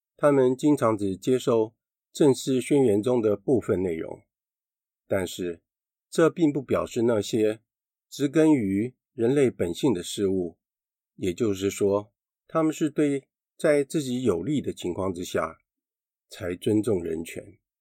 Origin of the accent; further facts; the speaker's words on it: Taiwan; 我们台湾人民